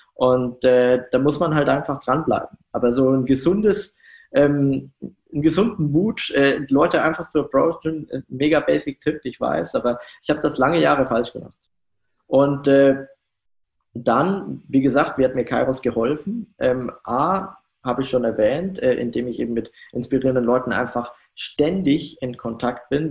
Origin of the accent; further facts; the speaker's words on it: Germany; Ich komme aus einem sehr, sehr kleinen Dorf ähm, so um die 1000 Einwohner